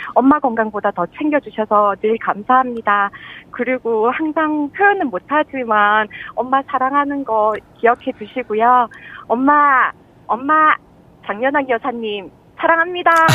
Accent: Gyeongsang, South Korea; also born or lived in Gumi; 제가 경상도 사람이고

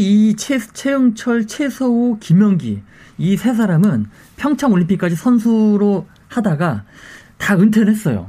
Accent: Muju, North Jeolla, South Korea; 당시 저희는 다 무주 출신들이었고요

